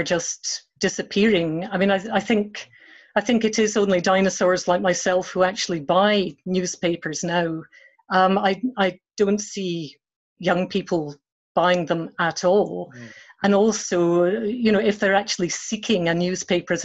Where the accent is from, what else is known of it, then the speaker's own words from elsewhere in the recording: Edinburgh, Scotland, United Kingdom; I grew up in Marchmont Road in Edinburgh